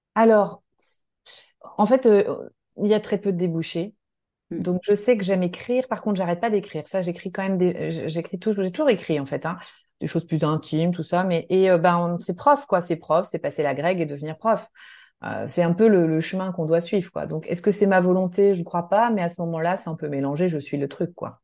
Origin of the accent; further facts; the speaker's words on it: Nancy, Grand Est, France; moved away as an adult; j'ai grandi en Lorraine, à Nancy. J'y suis restée jusqu'à mes 20 ans